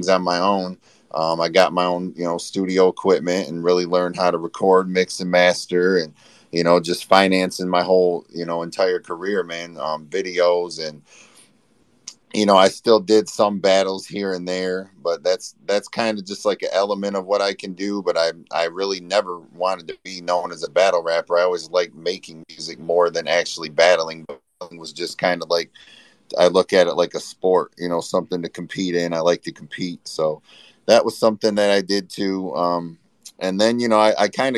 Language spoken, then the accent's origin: English; Flint, Michigan, United States; I'm from Flint, Michigan